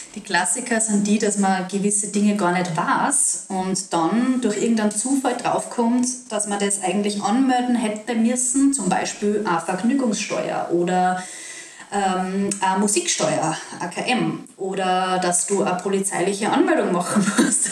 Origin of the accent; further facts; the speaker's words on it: Salzburg, Austria; ich als Salzburgerin